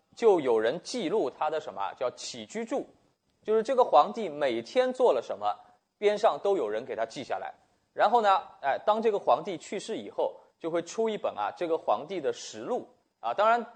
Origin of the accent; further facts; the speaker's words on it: China; 我们中国人